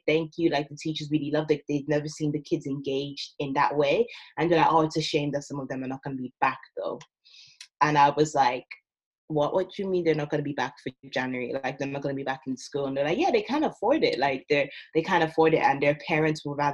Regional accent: Ireland; moved away as an adult; also born or lived in Nigeria; now in United Kingdom; I'm originally Nigerian. I've grown up in Ireland my whole life.

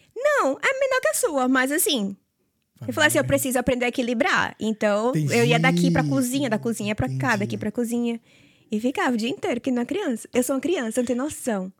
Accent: Salvador, Bahia, Brazil; moved away as an adult; eu sou de Salvador

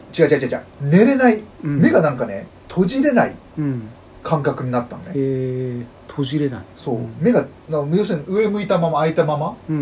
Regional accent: Fukuoka, Japan; 僕福岡出身でしょ

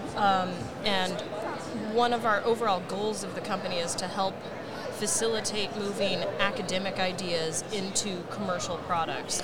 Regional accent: Washington, United States; a kid from Washington State

